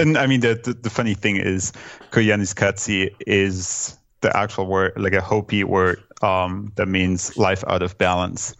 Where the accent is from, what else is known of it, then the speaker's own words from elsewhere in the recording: Germany; now in New York City, United States; growing up in Germany